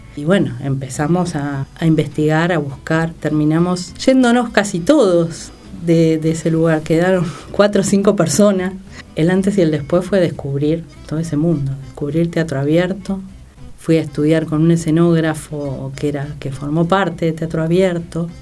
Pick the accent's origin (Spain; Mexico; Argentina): Argentina; Buenos Aires; moved away as an adult; now in San Martín, Argentina; Soy una porteña tremenda. asquerosamente porteña.